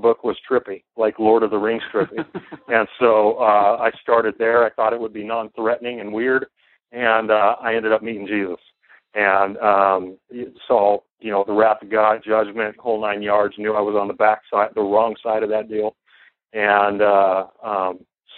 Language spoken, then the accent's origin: English; Southern California, United States; I grew up in Southern California